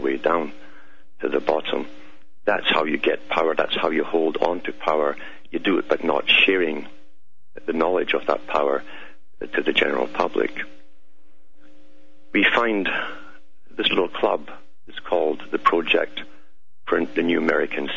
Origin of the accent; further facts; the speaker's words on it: Scotland, United Kingdom; my accent, it's because I'm from Scotland, born and bred there, and raised there